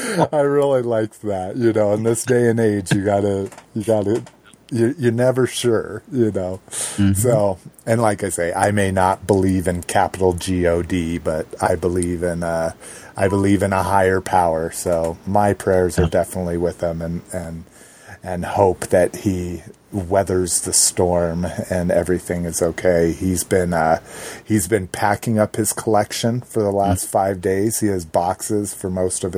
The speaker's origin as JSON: {"language": "English", "region": "New Mexico", "country": "United States", "tie": "born or raised there", "said": "growing up in New Mexico, being close to Mexico"}